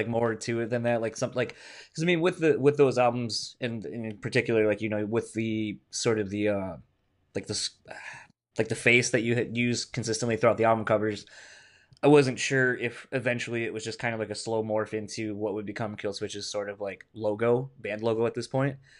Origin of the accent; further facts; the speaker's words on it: Delaware, United States; moved away; I'm originally from Delaware